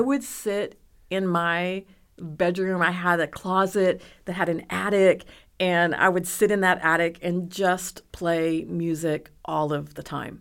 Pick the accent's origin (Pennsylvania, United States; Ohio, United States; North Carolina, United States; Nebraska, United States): Nebraska, United States; moved away as an adult; now in Dallas, United States; I grew up in Nebraska